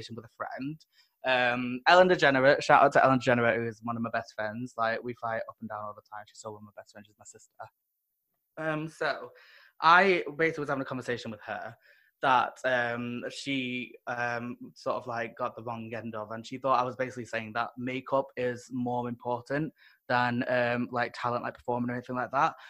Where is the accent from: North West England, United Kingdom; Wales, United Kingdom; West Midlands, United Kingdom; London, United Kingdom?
North West England, United Kingdom; Manchester; I'm from Manchester, so I actually started in Manchester